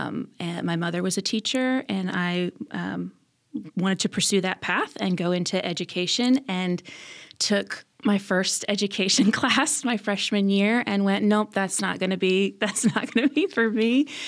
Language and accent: English; Fort Wayne, Indiana, United States; also born or lived in Illinois / Ohio; My dad was a pastor, and so grew up in a bunch of different churches kind of all over Illinois, Indiana, Ohio, and then landed in Fort Wayne for high school.